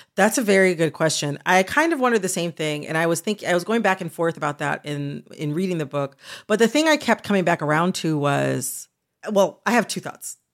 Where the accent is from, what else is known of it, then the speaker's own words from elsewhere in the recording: United States; as an American